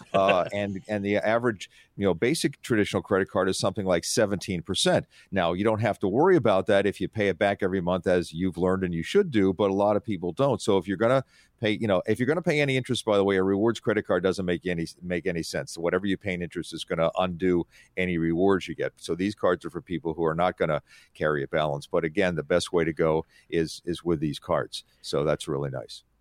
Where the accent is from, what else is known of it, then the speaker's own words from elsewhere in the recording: Atlantic City, New Jersey, United States; I grew up on the Atlantic City Shore.